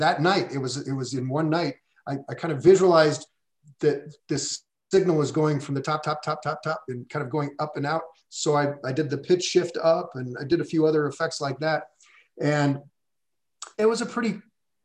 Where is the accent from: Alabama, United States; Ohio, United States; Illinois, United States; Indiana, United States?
Indiana, United States; Indianapolis; I grew up in Indianapolis, Indiana. I grew up in the Midwest